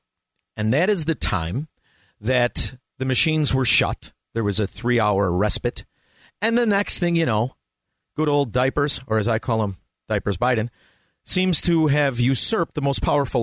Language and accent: English; Chicago, Illinois, United States; I'm from Chicago